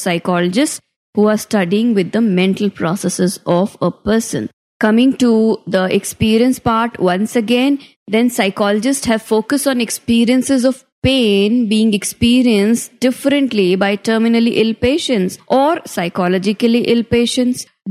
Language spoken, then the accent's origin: English; Rajasthan, India; I am from Rajasthan